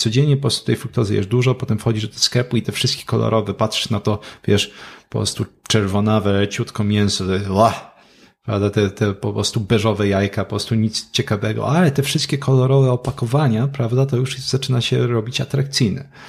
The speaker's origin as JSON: {"language": "Polish", "town": "Katowice", "region": "Silesian Voivodeship", "country": "Poland", "said": "ja jestem z Katowic."}